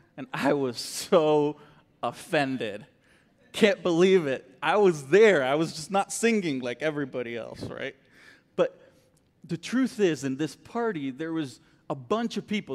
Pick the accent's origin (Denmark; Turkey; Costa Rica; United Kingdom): Costa Rica; moved away as an adult; also born or lived in Florida; now in Texas, United States; I grew up in Costa Rica, born and raised there, um, all my life, really